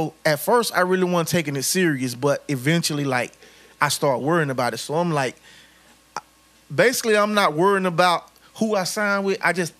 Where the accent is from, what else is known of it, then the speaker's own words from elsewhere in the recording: Panama City, Florida, United States; I come from Panama City.